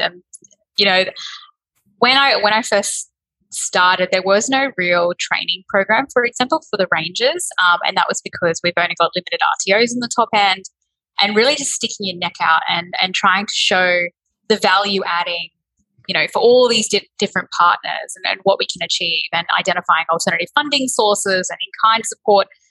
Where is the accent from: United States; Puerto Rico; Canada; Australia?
Australia; Berry Springs, Northern Territory; also born or lived in Darwin; I was born in Darwin. Um, I grew up in Berry Springs